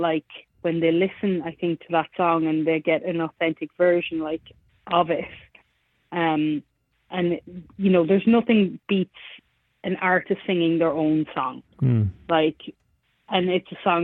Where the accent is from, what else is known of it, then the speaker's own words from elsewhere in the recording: Ireland; moved away as an adult; now in Nashville, United States; we have a language back home in Ireland. I am from Ireland, and we have Gaelic